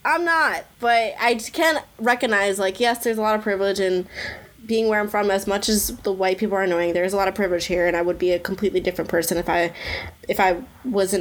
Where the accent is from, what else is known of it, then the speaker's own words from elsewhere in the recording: Washington, New Jersey, United States; I'm from Washington, New Jersey